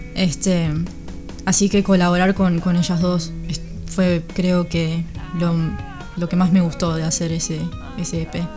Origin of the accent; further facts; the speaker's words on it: Uruguay; moved away as an adult; now in United States; me fui de Uruguay a los 21, o sea que me crié y, toda mi vida en Uruguay